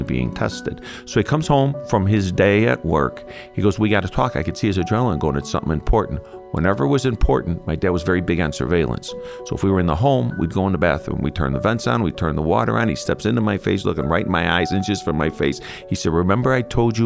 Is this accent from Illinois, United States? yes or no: yes; Chicago, Illinois, United States; I'm half Irish, half Italian, born and raised in Chicago